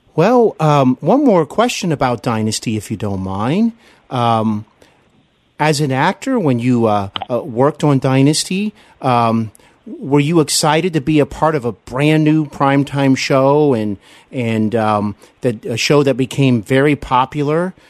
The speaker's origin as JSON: {"language": "English", "town": "Cincinnati", "region": "Ohio", "country": "United States", "tie": "born or raised there", "also_born_or_lived": "Glendale, California / Burbank, California", "moved": "as an adult", "said": "I'm here in my hometown of Cincinnati, Ohio."}